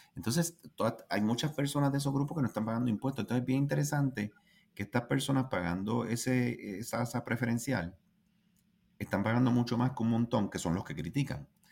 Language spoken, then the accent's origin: Spanish; Puerto Rico